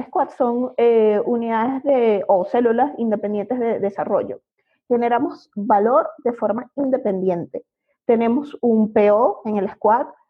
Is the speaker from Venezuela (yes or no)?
yes; Venezuela; accent: Venezuelan; moved away as an adult; now in Mexico; como podrán oír por mi acento, es venezolana